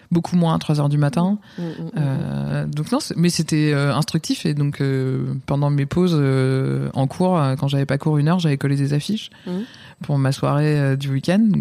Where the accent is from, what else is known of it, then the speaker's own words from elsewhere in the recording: Yonne, Bourgogne-Franche-Comté, France; also born or lived in Lyon; provinciale et fière de l'être. Euh, je viens d'un petit village de 1500 habitants mmh. dans Lyon.